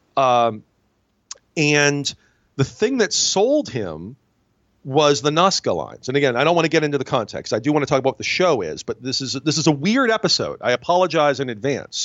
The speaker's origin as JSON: {"language": "English", "town": "Binghamton", "region": "New York", "country": "United States", "tie": "born or raised there", "said": "I'm from Binghamton, New York. Uh, which is Rod Serling's hometown, and he is our biggest celebrity."}